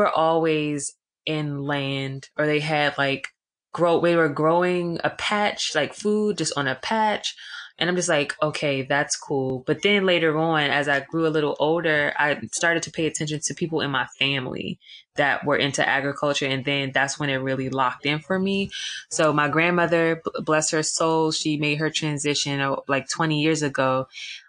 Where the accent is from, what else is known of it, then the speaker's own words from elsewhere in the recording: Atlanta, Georgia, United States; So a part of my upbringing, I grew up in Atlanta.